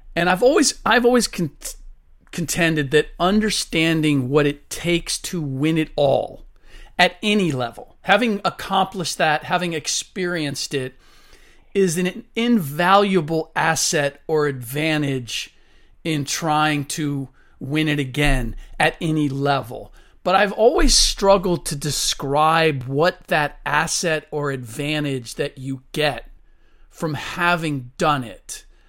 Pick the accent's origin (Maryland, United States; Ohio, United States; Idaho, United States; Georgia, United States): Ohio, United States; Cincinnati; I grew up in Cincinnati, where the Baldwin Music Company is located